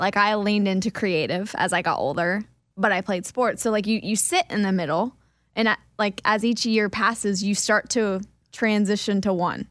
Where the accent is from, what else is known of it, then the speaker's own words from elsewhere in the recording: Kansas, United States; I'm from Kansas, we eat cinnamon rolls with chili